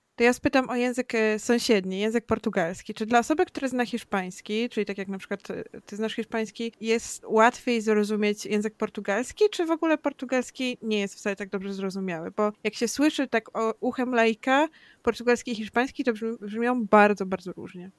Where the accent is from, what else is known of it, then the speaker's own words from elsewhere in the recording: Masovian Voivodeship, Poland; Ja jestem z Mazowsza